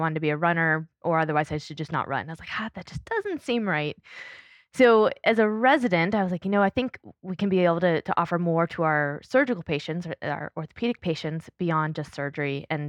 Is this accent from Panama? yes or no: yes; Panama; As a kid. Yeah. I grew up in Panama in Central America